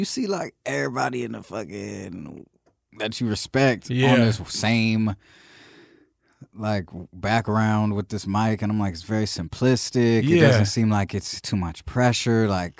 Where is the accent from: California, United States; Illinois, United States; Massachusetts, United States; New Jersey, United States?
California, United States; Long Beach; I'm from Long Beach, California, born and raised.